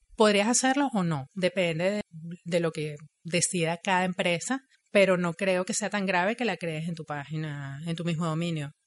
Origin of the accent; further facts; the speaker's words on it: Venezuela; moved away as an adult; now in Montreal, Canada; Yo soy ingeniero, soy venezolana, llegué a Montreal en el 2014